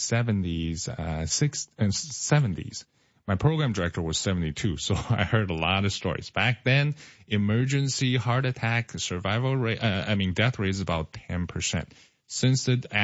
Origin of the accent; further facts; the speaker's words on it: Seattle, Washington, United States; moved away as an adult; also born or lived in California / Mississippi / Florida; now in Decatur, United States; So I started in Seattle, Washington. That's where my parents are.